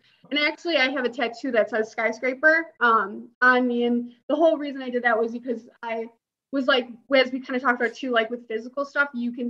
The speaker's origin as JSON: {"language": "English", "town": "Chicago", "region": "Illinois", "country": "United States", "said": "And so that was so powerful because I'm from Chicago."}